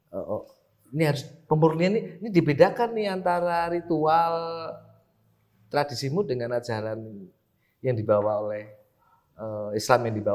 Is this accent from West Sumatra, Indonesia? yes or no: no; Banjarnegara, Central Java, Indonesia; saya orang Banjarnegara di kampung saya mayoritas Muhammadiyah masih ada tuh.